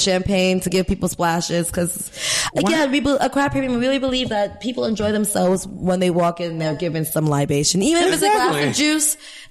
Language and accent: English; New York, United States; now in Ghana; I'm a Scorpio from New York.